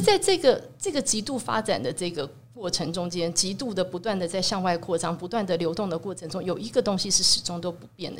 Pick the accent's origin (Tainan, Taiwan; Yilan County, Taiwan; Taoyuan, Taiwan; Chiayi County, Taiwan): Tainan, Taiwan; 我身为台南人